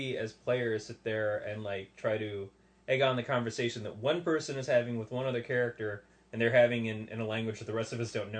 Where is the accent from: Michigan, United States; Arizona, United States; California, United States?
Michigan, United States; Detroit; I'm from Detroit.